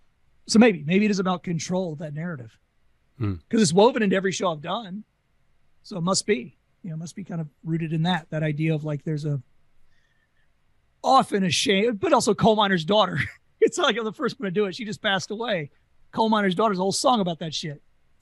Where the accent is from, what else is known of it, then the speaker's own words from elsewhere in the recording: Louisiana, United States; I don't need to tell you I'm from Louisiana. You're not going to pick it up.